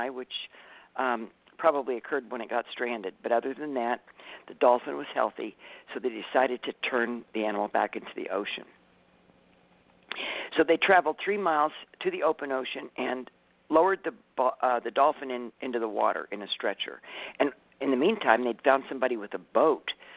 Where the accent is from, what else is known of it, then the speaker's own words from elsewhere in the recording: California, United States; I'm from California